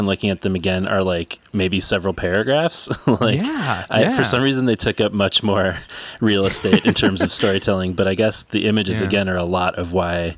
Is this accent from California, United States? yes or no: no; St. Paul, Minnesota, United States; St. Paul, Minnesota, which is my hometown